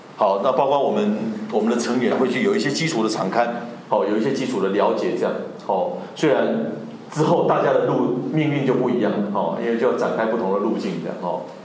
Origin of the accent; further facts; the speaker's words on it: Tainan, Taiwan; moved away as an adult; also born or lived in Northern Taiwan; 作为一个北漂的台南人哦，就是我本身是在台南长大